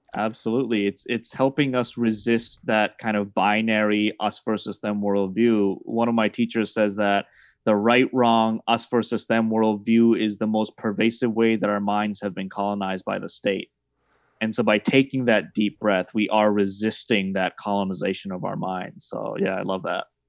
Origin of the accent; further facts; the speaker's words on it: Massachusetts, United States; I was raised in Massachusetts as a Celtics fan